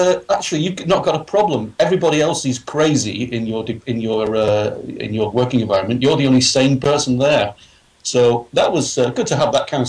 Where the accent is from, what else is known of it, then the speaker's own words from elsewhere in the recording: England, United Kingdom; I'm a small guy. I'm English with long hair and a beard.